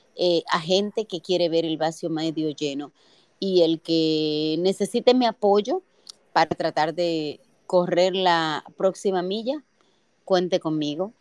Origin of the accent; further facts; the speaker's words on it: Dominican Republic; nosotros no somos la República Dominicana que era hace 30 años